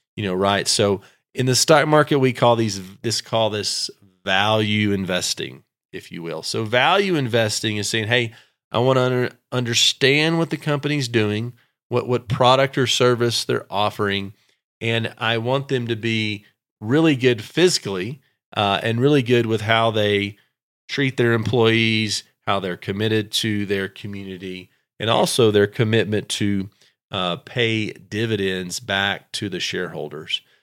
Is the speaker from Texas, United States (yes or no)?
yes; Texas, United States; I'm from Texas